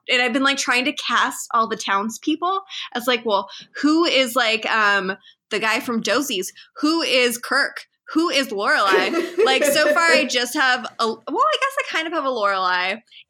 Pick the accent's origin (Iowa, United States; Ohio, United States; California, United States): California, United States; San Diego; also born or lived in upstate New York; now in New York, United States; We're from San Diego